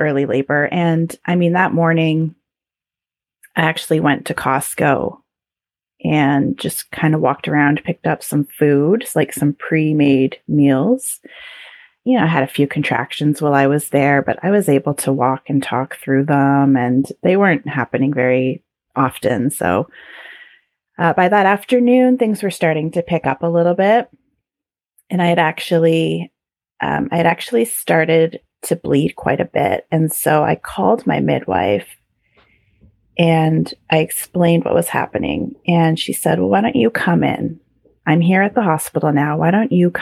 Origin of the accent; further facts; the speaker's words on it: Canada; being very Canadian